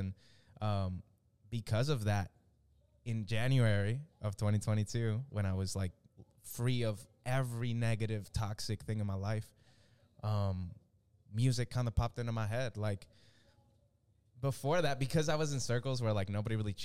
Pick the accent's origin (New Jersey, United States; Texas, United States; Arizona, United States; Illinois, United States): Texas, United States; Dallas; also born or lived in Venezuela / Miami, Florida; I'm from Venezuela. We moved as a family to Miami when I was like 6. And then we ended up in Dallas at some point. I was like in the 5th grade